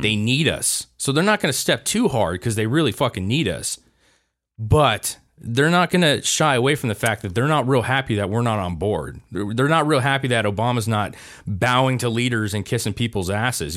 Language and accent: English; United States; we, as an American country